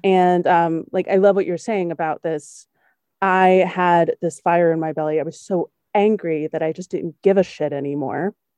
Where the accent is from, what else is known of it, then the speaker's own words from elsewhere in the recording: the South, United States; also born or lived in Germany; As a Southern white lady